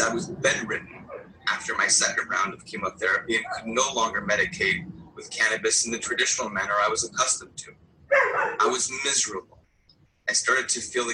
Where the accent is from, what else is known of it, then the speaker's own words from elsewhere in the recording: Los Angeles, California, United States; moved away as an adult; also born or lived in New York City; I'm originally from Los Angeles. In fact, I was gathering signatures for Prop 215 as a part-time job during my senior high school in 1995